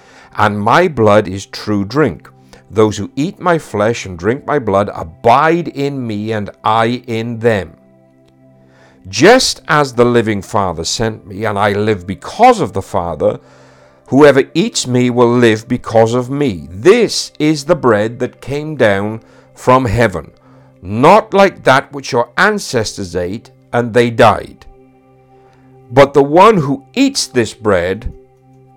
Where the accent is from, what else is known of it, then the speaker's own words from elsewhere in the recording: Wales, United Kingdom; Being a Welshman now